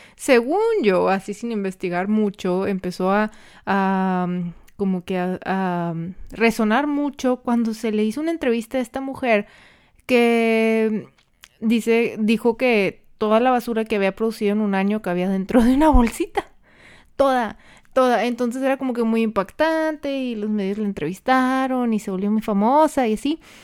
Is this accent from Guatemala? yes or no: no; Mexico; nosotros como el mexicano, para, los que son de México